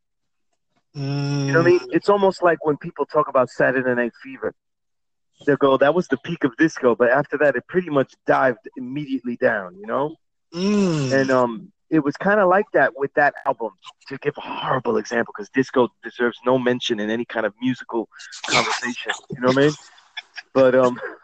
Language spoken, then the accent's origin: English; New York City, New York, United States; I'm from Sunset Park that was really a Puerto Rican neighborhood